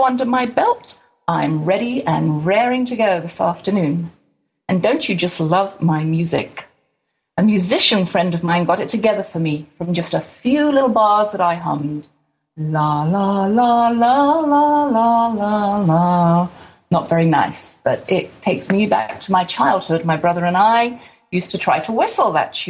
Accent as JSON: {"language": "English", "region": "England", "country": "United Kingdom", "moved": "yes", "lives_now": "Garland, Texas, United States", "said": "I'm from Far East Texas, a little island called England."}